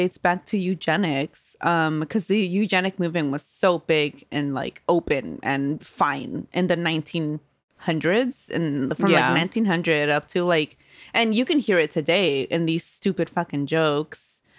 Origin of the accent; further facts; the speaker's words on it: California, United States; Growing up in California with only more Latino, Latina people, Black people, Asian people, not a lot of white people until we moved to Modesto, right?